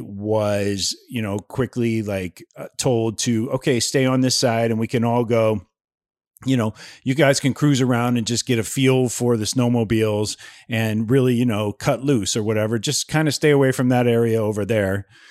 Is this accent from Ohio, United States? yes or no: yes; Ohio, United States; moved away; I grew up in Ohio